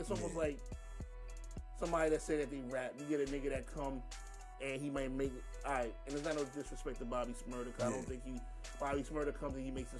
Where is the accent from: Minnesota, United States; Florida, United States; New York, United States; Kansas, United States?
New York, United States; New York City; being I'm from Brooklyn, my heart says Jacobs.